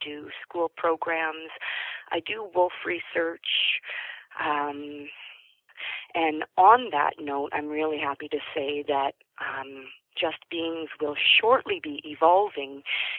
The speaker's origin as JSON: {"language": "English", "town": "Toronto", "region": "Ontario", "country": "Canada", "tie": "born or raised there", "moved": "yes", "lives_now": "British Columbia, Canada", "said": "I grew up in Toronto"}